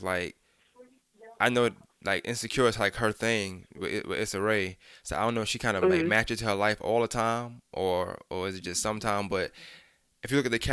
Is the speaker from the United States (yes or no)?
yes; New York, United States; I'm from New York